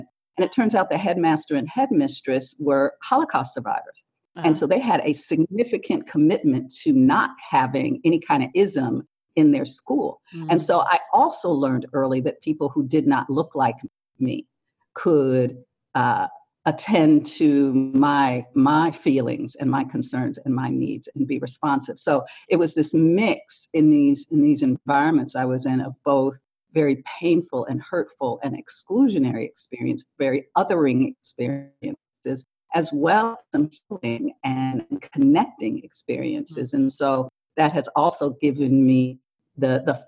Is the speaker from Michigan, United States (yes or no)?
yes; Detroit, Michigan, United States; I grew up in Detroit, Michigan, in a African-American neighborhood, sort of the center of Detroit